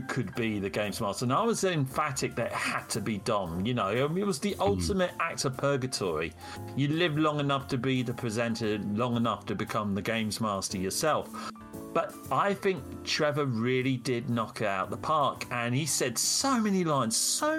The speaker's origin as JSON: {"language": "English", "region": "Wales", "country": "United Kingdom", "moved": "yes", "said": "as a Welshman, not many English people will pretty much understand what I'm saying, even though I haven't lived in Wales for nigh on 25 years now"}